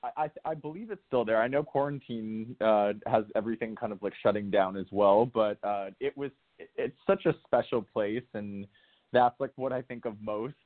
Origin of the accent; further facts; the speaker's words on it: New Canaan, Connecticut, United States; I grew up right outside of New York in a small town called New Canaan in Connecticut